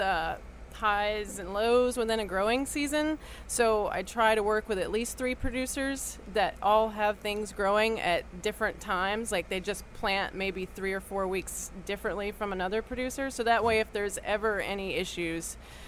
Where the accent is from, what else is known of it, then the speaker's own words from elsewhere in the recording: Crystal River, Florida, United States; now in New Orleans, United States; I'm originally from Florida